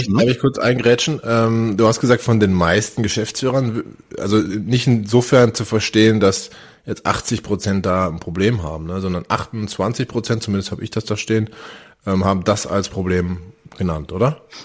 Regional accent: North Rhine-Westphalia, Germany; moved away; also born or lived in Northern Germany; Ich komme aus Nordrhein-Westfalen.

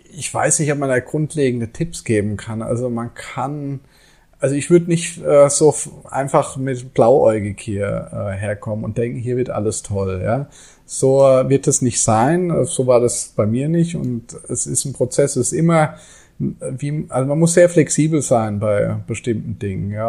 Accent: Germany; moved away as an adult; now in Bali, Indonesia; bei uns in Deutschland

